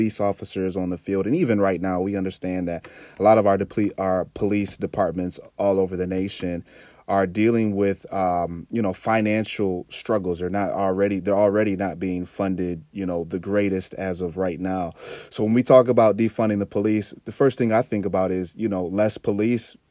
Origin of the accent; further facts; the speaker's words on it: Canton, United States; as an African-American growing up in Canton, which is very suburban